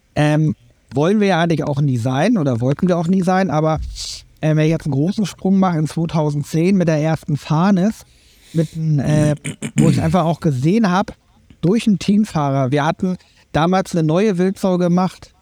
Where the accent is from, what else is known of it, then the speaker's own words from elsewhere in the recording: Berlin, Germany; moved away; also born or lived in Schleswig-Holstein; ich bin halt in Berlin äh, groß geworden